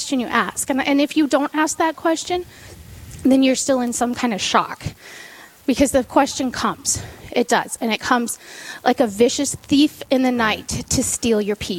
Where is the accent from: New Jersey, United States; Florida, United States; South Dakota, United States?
South Dakota, United States; Sturgis; I was born and raised in Sturgis, South Dakota